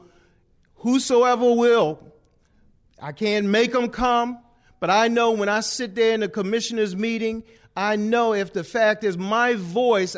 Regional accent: Baltimore, Maryland, United States; moved away as an adult; now in Somerset County, United States; I'm originally from Baltimore, Maryland, and I moved down here

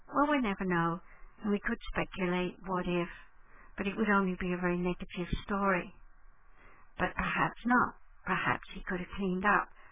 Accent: England, United Kingdom; I was born in 1942 in England in the middle of the night, 3.20 a.m., when German bombs were falling all around the hospital

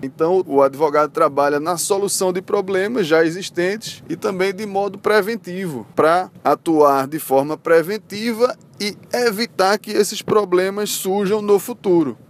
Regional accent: Recife, Pernambuco, Brazil; sou de Recife

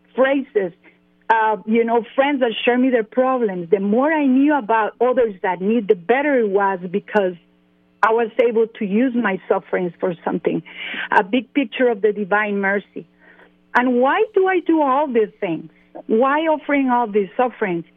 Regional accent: San Jose, Costa Rica; English is a second language; moved away as an adult; now in Atlanta, United States; I was born in San Jose, Costa Rica.

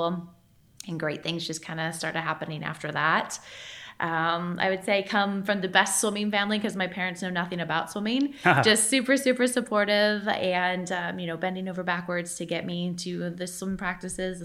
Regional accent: United States; as an American

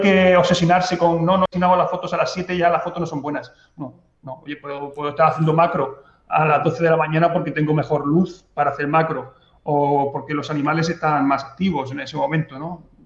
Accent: Mazarrón, Region of Murcia, Spain; ha sido mi pueblo lo que me ha llevado a hacer fotos

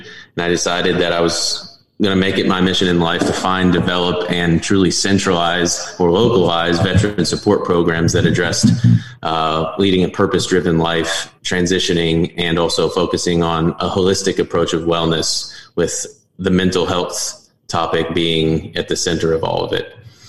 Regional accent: Northwest Arkansas, United States; moved away as an adult; Northwest Arkansas, my hometown.

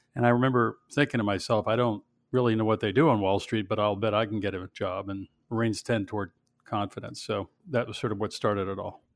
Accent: Pittsburgh, Pennsylvania, United States; I grew up in Pittsburgh

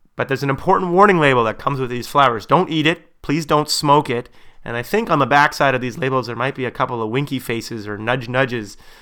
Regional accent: Canada; my perspective as a Canadian

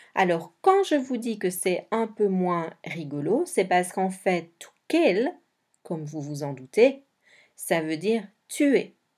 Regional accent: Belgium; Je suis belge

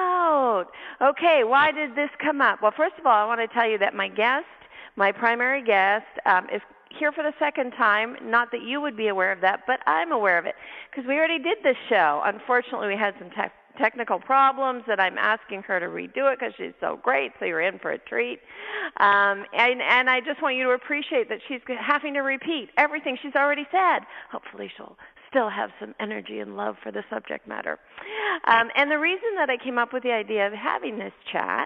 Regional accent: Canada; I'm Canadian. I have an accent

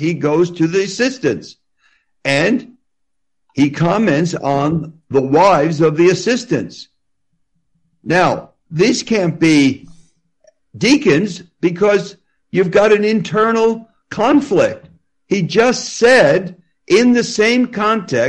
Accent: New Jersey, United States; I do talk fast because I'm from New Jersey. People in New Jersey talk very fast

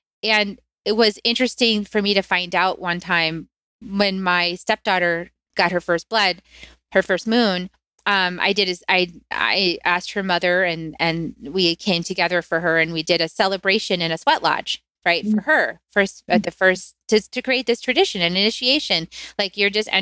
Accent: United States; I grew up in the United States

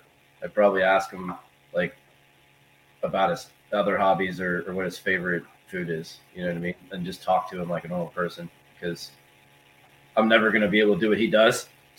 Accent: South Florida, United States; moved away; I grew up in South Florida and went to the same school as the guys from like ….

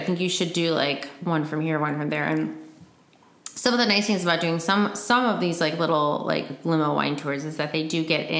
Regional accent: Michigan, United States; My home state.

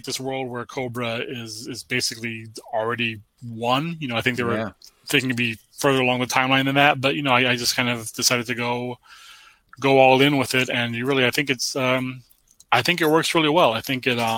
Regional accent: United States; I was born in America, 1978

